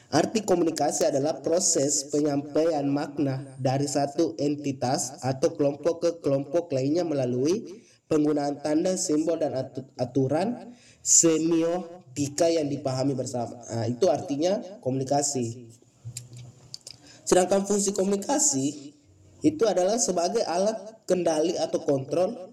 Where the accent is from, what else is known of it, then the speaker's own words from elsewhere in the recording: Bone, South Sulawesi, Indonesia; asal saya dari Kabupaten Bone, Sulawesi Selatan.